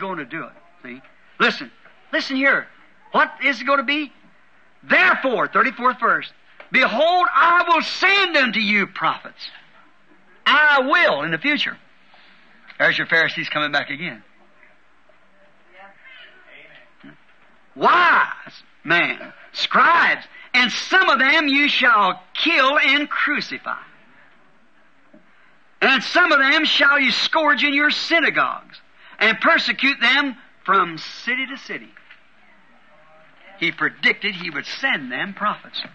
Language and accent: English; United States; I'm an American too